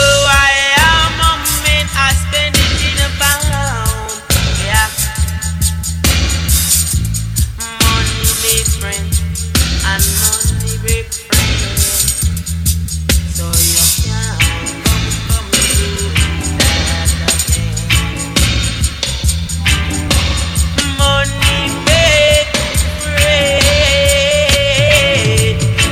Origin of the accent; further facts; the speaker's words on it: Melton Mowbray, East Midlands, United Kingdom; also born or lived in Leicester; a pub in my hometown that plays ska reggae